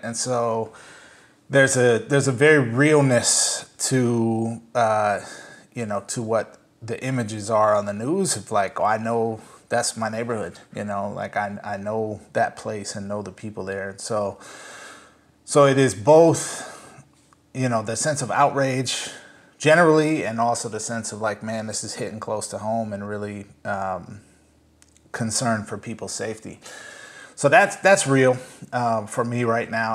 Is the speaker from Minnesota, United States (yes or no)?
yes; Saint Paul, Minnesota, United States; now in New York, United States; I grew up in Saint Paul, uh, Minnesota